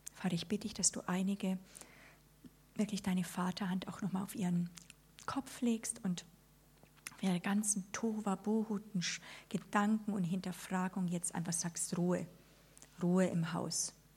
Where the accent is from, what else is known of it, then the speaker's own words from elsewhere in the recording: Germany; wir als Deutsche